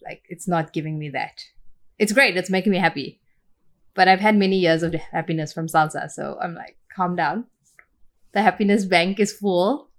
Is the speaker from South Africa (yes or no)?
yes; Port Elizabeth, Eastern Cape, South Africa; moved away as an adult; also born or lived in Tainan, Taiwan / Florida, United States / Chicago, United States; now in Malaysia; So I grew up in Port Elizabeth, which is the tip of Africa.